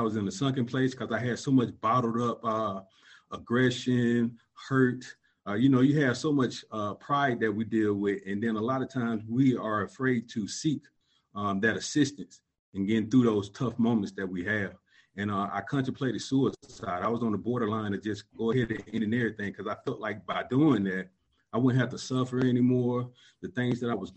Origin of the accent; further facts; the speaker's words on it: Columbus, Georgia, United States; moved away; I'm originally from Columbus, Georgia. I grew up in a single-parent home